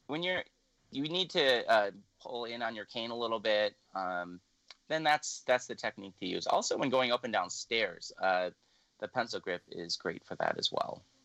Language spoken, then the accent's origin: English; Illinois, United States; moved away as an adult; also born or lived in Louisiana; now in Minnesota, United States; I'm originally from Illinois. I moved here in 2009, but I didn't go directly from Illinois to Minnesota